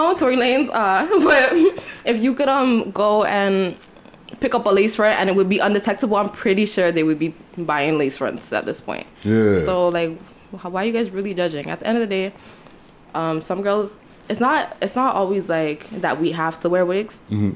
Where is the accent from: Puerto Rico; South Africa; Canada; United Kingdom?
Canada; Toronto, Ontario; I wasn't born and raised, like, in the hood part mm-hmm. of Rexdale, but I was born and raised in Rexdale